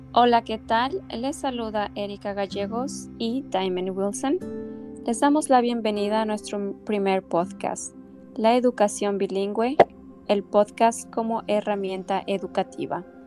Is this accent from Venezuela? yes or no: no; Mexico; first language Spanish; moved away as an adult; now in United States; yo soy de México y recibí la mayor parte de mi educación en español allí